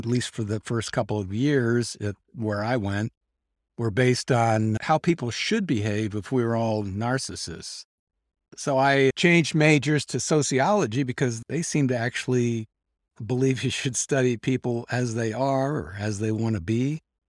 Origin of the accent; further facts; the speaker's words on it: Canada; I said, well, I'm Canadian, so I shouldn't have to salute the flag.